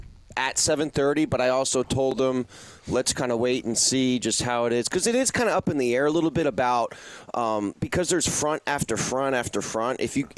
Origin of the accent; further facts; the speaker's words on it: New Jersey, United States; now in South Florida, United States; I'm from New Jersey